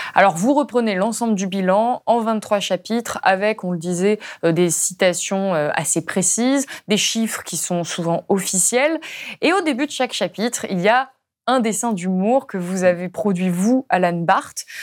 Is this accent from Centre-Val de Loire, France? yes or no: no; Ardèche, Auvergne-Rhône-Alpes, France; je viens d'Ardèche, d'un tout petit village